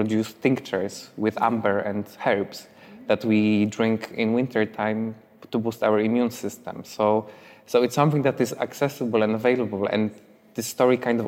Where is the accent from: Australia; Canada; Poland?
Poland; moved away as an adult; also born or lived in London; there is a village next to my hometown that I have friends who live in that village called Konopnica